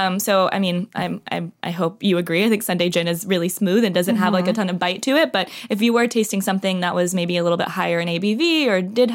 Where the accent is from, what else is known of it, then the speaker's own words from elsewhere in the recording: Dallas, Texas, United States; moved away; I'm originally from the Dallas, Texas area, so grew up in the suburbs